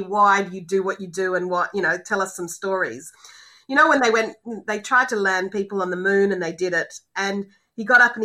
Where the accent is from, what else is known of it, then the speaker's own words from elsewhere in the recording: Australia; moved away as an adult; as an Australian